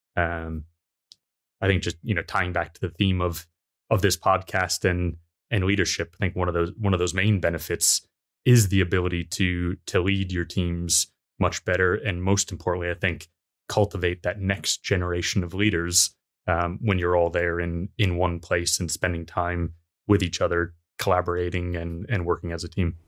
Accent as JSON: {"language": "English", "country": "United States", "said": "being American myself"}